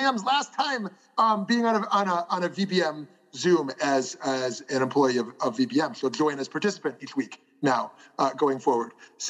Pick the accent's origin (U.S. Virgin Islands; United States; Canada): Canada; I'm also Canadian.